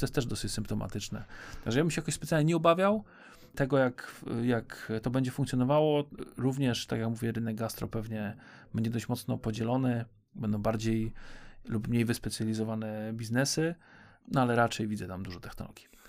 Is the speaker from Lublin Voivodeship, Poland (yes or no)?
no; Poznań, Greater Poland, Poland; Jesteśmy z Poznania